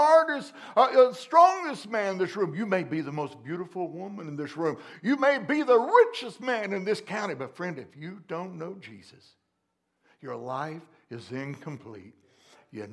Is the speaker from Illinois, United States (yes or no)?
yes; McLeansboro, Illinois, United States; born or raised there